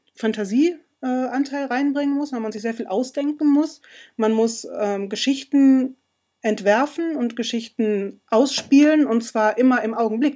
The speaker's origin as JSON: {"language": "German", "country": "Germany", "said": "Bei uns in Deutschland"}